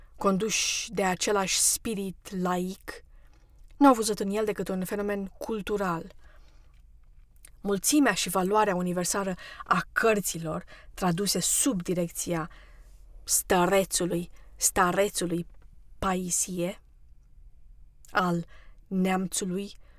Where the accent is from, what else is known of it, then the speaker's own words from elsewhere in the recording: Romania; now in United States; Eu am fost născută ortodoxă, pentru că sunt româncă